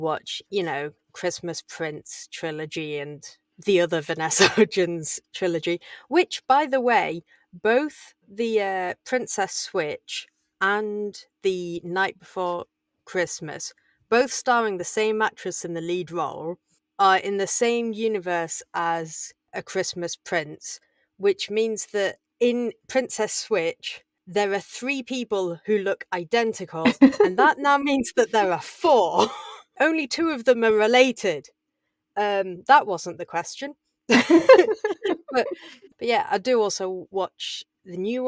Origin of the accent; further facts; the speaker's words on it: England, United Kingdom; I'm English